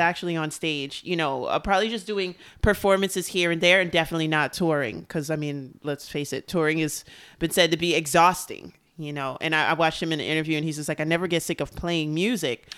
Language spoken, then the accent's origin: English; New York City, New York, United States